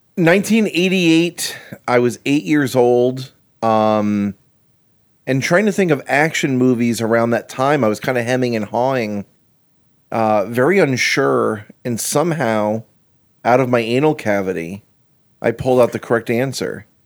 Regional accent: Florida, United States; I moved down here when I was six, so basically a Floridian

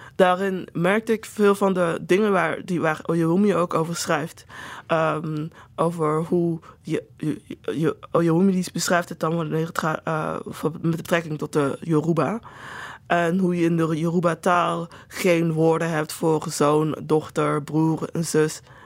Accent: Netherlands; ik dus in Nederland ben geboren en opgegroeid

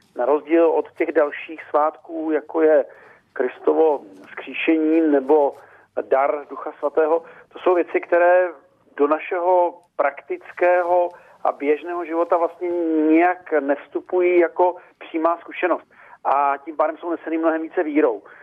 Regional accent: eastern Bohemia, Czechia; moved away; z východních Čech, odkud, odkud pocházím

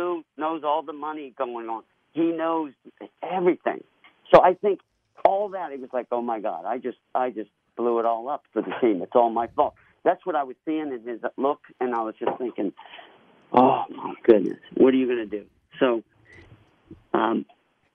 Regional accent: Pittsburgh, Pennsylvania, United States; now in California, United States; I grew up in Pittsburgh

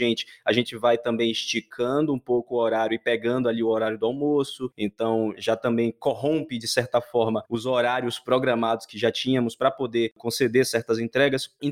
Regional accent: Salvador, Bahia, Brazil; Bom, eu tô na Bahia, eu sou de Salvador e ainda bem que consegui aí essa escapulida, né?

